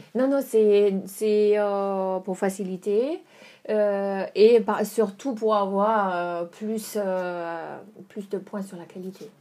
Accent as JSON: {"language": "French", "town": "Dresden", "region": "Saxony", "country": "Germany", "second_language": "French", "moved": "as an adult", "lives_now": "Burgundy, France", "said": "je suis allemande. Euh, je viens de Dresde en Allemagne"}